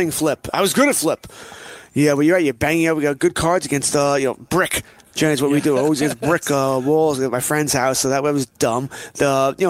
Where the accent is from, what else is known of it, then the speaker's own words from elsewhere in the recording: Elmont, New York, United States; moved away as an adult; now in Suffolk County, United States; I grew up in Elmont, which is about three towns